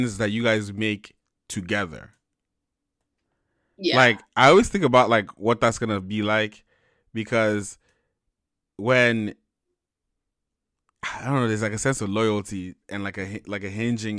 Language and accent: English; Sacramento, California, United States; my friends that I grew up with in Sacramento